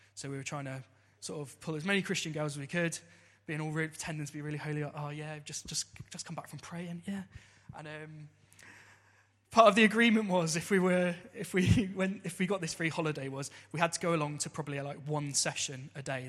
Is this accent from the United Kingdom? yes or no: yes; Southampton, South East England, United Kingdom; I grew up in Southampton